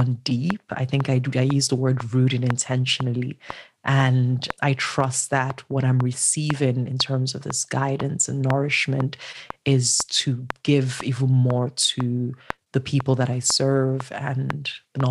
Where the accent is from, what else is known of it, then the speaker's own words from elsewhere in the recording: Enugu, Enugu State, Nigeria; Nigeria, born and raised in Enugu, which is a small town of 4 million